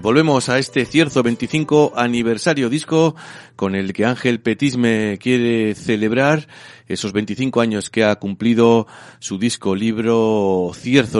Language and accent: Spanish; Almice, Basque Country, Spain; mi pueblito, yo soy de, de Almice